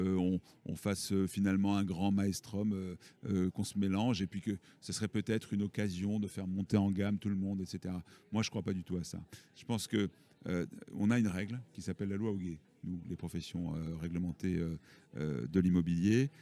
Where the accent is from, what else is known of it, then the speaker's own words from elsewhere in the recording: Toulouse, Occitania, France; Je suis issu de Toulouse.